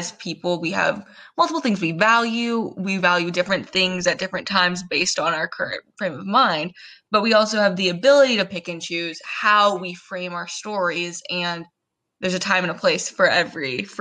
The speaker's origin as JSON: {"language": "English", "region": "Southern California", "country": "United States", "tie": "born or raised there", "said": "I am born and raised in Southern California"}